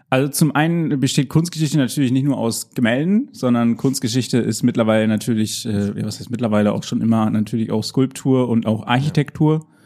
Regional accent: Haren, Lower Saxony, Germany; now in Münster, Germany; Ja, also ursprünglich komme ich halt äh, auch eher aus dem Norden Deutschlands, also ich komme aus dem Emsland

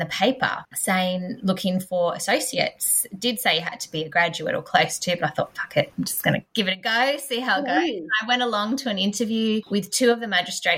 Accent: Canberra, Australian Capital Territory, Australia; I'm from Canberra

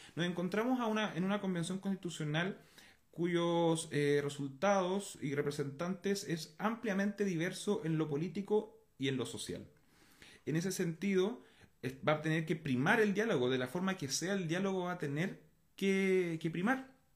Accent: Chile; como chilenos todos

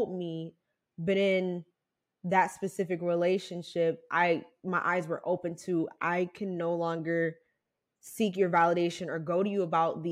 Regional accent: Ohio, United States; moved away as an adult; now in California, United States; I'm from Ohio. So I moved across the country

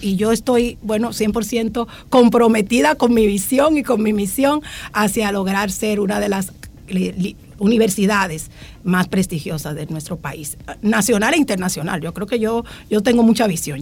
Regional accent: Dominican Republic; moved away; Yo vengo de, un pueblo, de Altagracia, de caso Recurso, pero tenía una madre maestra maestra

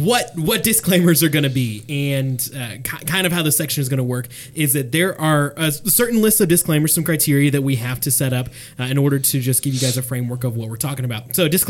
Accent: near San Antonio, Texas, United States; Close to my hometown. Actually, yeehaw. Not that far from where I was born.

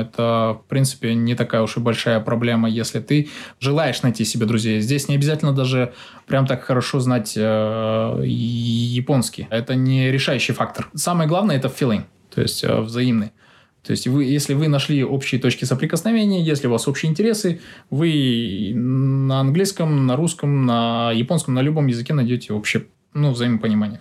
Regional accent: Kazakhstan; moved away as an adult; now in Japan; будучи еще э, студентом в Казахстане

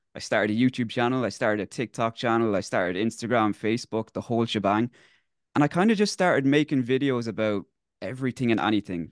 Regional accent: South Kilkenny, Leinster, Ireland; I grew up in Selkilkenny in the area of, like, Hogginstown, Mullaghbart, so quite close to Waterford.

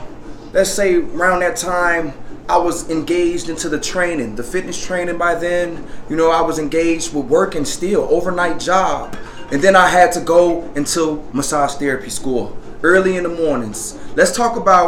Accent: Park Forest, Illinois, United States; also born or lived in Atlanta; Park Forest, my hometown.

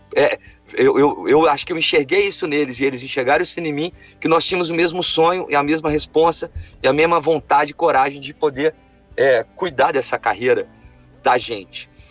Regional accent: Alfenas, Minas Gerais, Brazil; eu sou, eu sou, do interior, uma cidade do interior, de Minas Gerais, que chama Alfenas

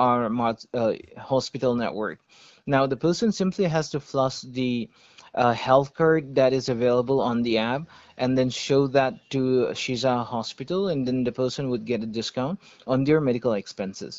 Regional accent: Manipur, India; I am from Manipur. We are based in Manipur, Churachandpur.

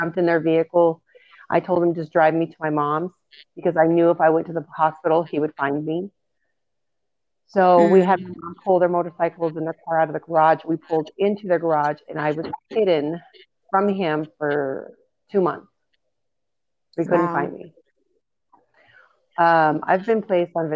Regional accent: Pagosa Springs, Colorado, United States; Growing up in Pagosa Springs, there wasn't more of a popularity. It's a small town

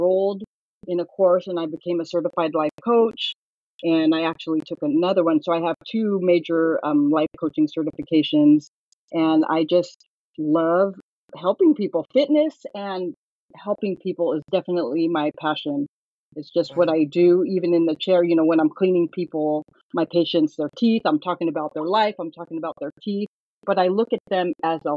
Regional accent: Northern California, United States; I was born and raised in Northern California

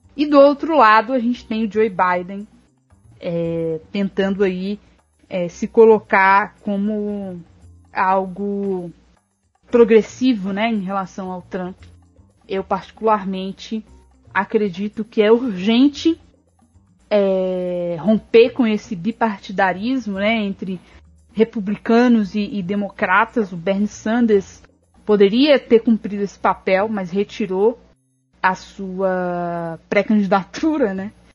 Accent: Ribeirão das Neves, Minas Gerais, Brazil; eu sou de Ribeirão das Neves, e, que é uma cidade aqui da região metropolitana

